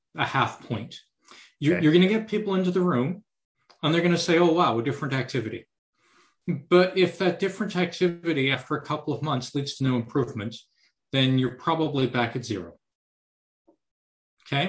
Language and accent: English; Canada; Being a Canadian